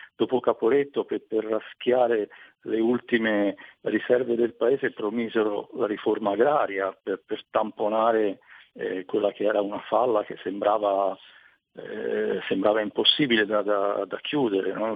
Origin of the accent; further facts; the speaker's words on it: Tuscany, Italy; sono toscano, eh, però in realtà la mia famiglia da parte di mamma viene da, da un paesino vicino a Trento